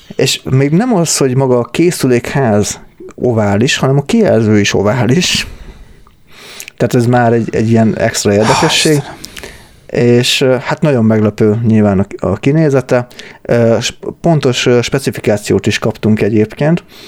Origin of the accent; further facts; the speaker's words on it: Hungary; mi, mi ma-, magyarok vagyunk